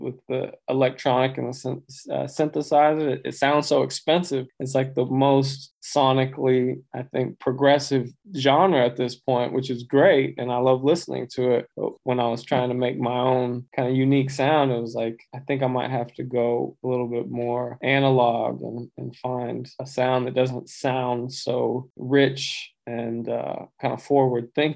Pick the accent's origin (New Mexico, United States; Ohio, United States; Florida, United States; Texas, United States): Texas, United States; Abilene; moved away as an adult; now in Los Angeles, United States; I grew up in Abilene, but on the outskirts of a little smaller town called Baird